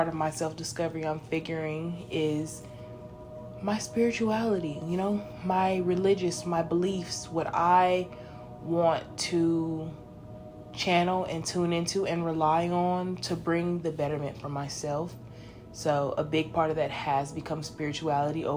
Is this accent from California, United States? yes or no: yes; Los Angeles, California, United States; now in Texas, United States; I am 22 and I'm from Los Angeles.